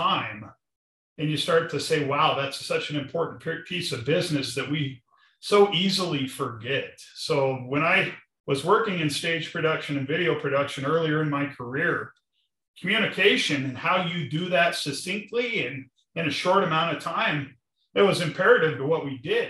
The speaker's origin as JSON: {"language": "English", "town": "Arvada", "region": "Colorado", "country": "United States", "tie": "born or raised there", "said": "I grew up in Arvada, Colorado, on job sites"}